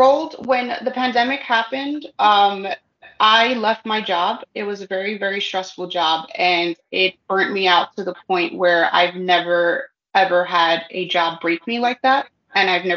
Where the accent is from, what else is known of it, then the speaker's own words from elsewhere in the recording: New York City, New York, United States; moved away as an adult; now in Sullivan County, United States; I'm from New York. I was born and raised in the Bronx, but I live now in Sullivan